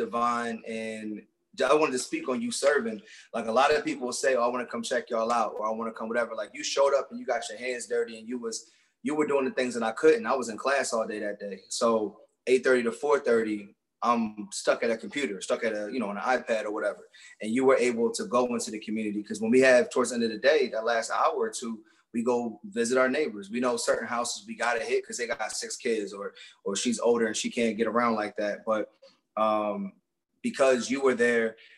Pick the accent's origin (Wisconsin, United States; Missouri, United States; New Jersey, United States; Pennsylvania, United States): Pennsylvania, United States; Philadelphia; I grew up in Roxborough section of Philly. That's Northwest